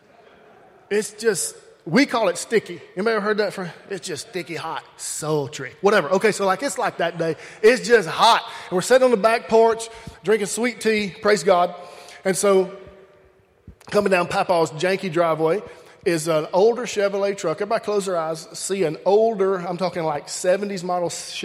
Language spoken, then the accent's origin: English; Alabama, United States; I grew up in Alabama